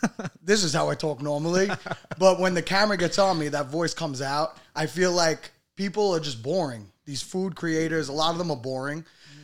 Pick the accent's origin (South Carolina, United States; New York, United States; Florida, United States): New York, United States; New York City; I'm from Staten Island. My father is, his parents were from Moldy Body. So, but my father is a Brooklyn guy, you know what I mean? And I was born in Staten Island, but my blood is Italian.